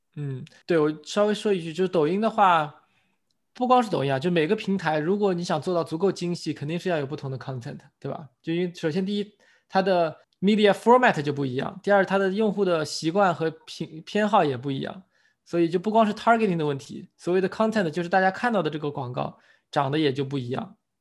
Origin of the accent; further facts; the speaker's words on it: China; 因为我们是中国人